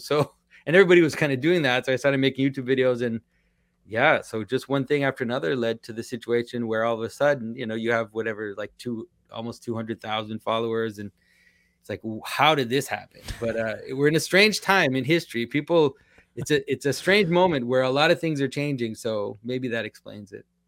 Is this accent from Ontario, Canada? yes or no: no; Quebec, Canada; first language French; English is a second language; I'm from Quebec, so I'm French Canadian. French is my first language.